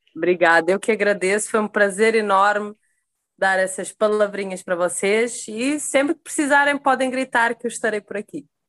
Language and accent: Portuguese; Sesimbra, Setúbal, Portugal; now in Rio de Janeiro, Brazil; eu sou de Sesimbra, Portugal, moro no Rio de Janeiro